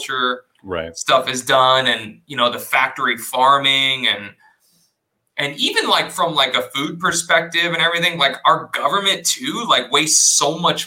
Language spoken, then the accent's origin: English; South Texas, United States; I grew up in South Texas, right? Mexican family. And I actually grew up on a ranch.